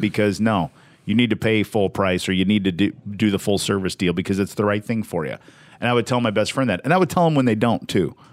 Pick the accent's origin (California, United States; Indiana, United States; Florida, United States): Indiana, United States; Southern; we're from Southern Indiana.